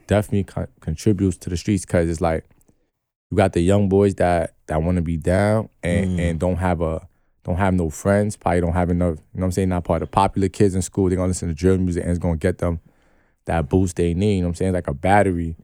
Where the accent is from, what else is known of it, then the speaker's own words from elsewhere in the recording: New York City, New York, United States; I'm from New York